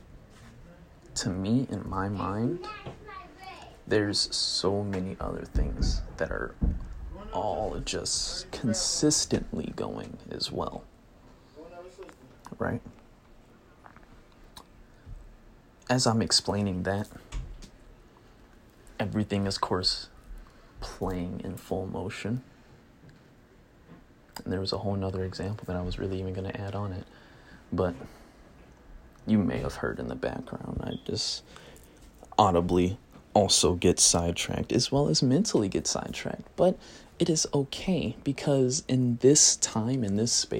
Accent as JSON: {"language": "English", "country": "United States", "said": "I'm English, I'm American"}